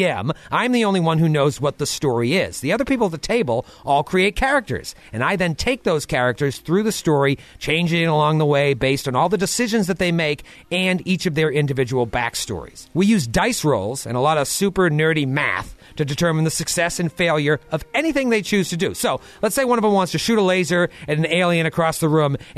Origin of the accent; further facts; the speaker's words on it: Massachusetts, United States; moved away as an adult; now in New York City, United States; I grew up in Massachusetts